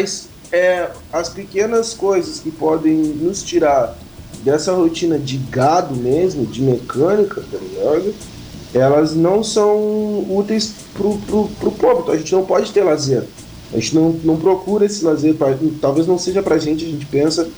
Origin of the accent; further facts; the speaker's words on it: Pelotas, Rio Grande do Sul, Brazil; eu nasci na Guabiroba, porque eu sou de Pelotas, na verdade, sou do Rio Grande do Sul